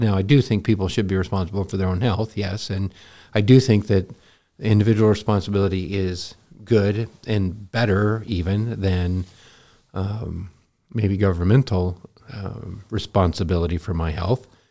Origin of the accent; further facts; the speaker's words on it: Montana, United States; I grew up in Montana